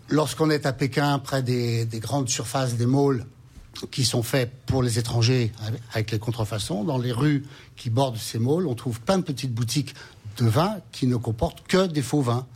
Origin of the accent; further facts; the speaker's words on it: France; chez nous en France